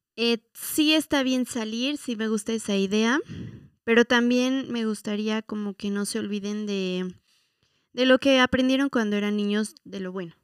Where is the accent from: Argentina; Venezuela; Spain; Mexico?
Mexico; la identidad que nos ha costado mucho trabajo como mexicanos